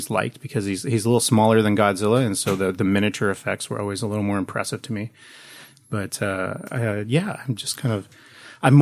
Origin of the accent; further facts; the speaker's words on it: Portland, Oregon, United States; born and raised in Portland